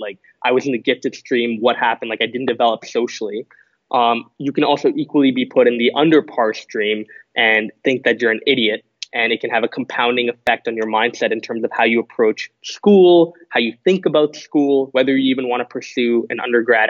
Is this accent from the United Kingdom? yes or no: no; Singapore; competed at two world tournaments, one in Thailand, the second in Singapore, where I went back to my home country. And get this, I lost in the grand final against Singapore. So I lost to my home country in my home country in 2015.